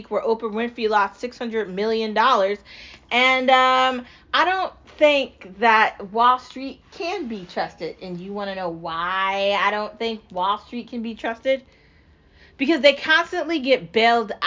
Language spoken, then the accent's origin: English; United States; I'm an American